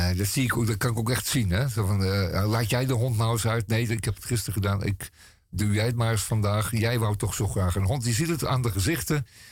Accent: Amsterdam, North Holland, Netherlands; als Amsterdammer.

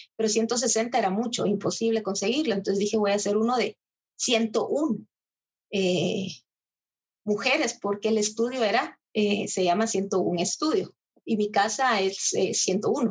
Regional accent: Guatemala; now in Almere, Netherlands; nosotros tenemos 25 etnias

